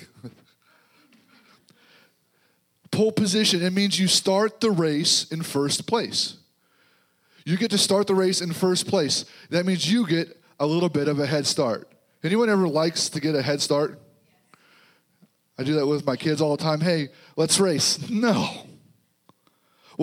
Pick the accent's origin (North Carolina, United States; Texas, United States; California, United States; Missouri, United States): Missouri, United States; This is home for us now. So we're from Missouri, so we're here